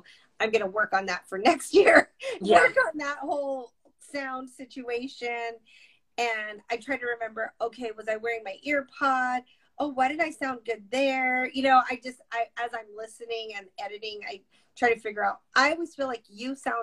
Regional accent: Tucson, Arizona, United States; I'm from Tucson

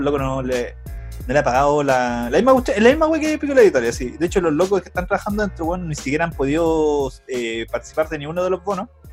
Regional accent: Chile; somos chilenos

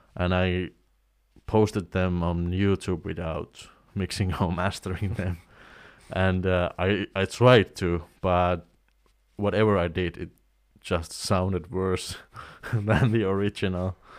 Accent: Oulu, North Ostrobothnia, Finland; in Oulu, in my hometown

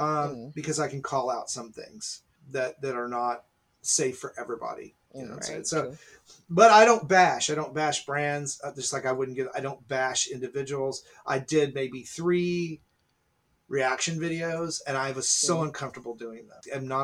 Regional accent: Dallas, Texas, United States; I'm from Dallas, so I was there.

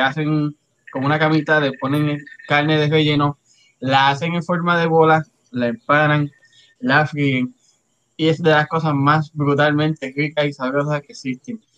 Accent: Río Grande, Puerto Rico; moved away; Yo soy de Río Grande

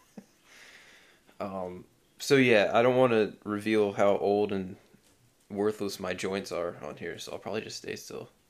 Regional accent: United States; as an American

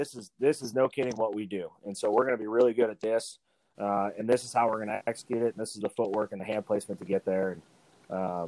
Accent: Reno, Nevada, United States; I was born and raised in Reno, Nevada.

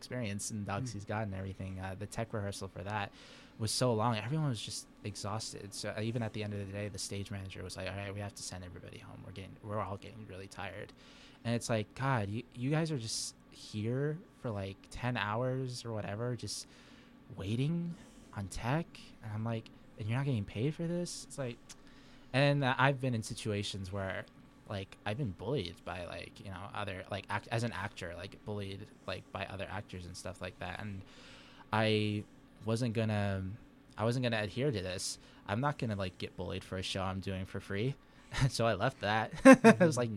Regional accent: Saudi Arabia; now in Spokane, United States; I was raised in Saudi Arabia. I'm a resident now here in Spokane

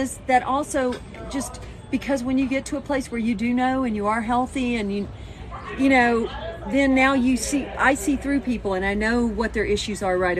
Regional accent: United Kingdom; now in Texas, United States; I'm British in Texas.

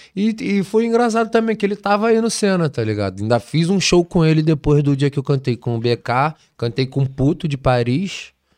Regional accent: Brazil; Nunca saí do Brasil

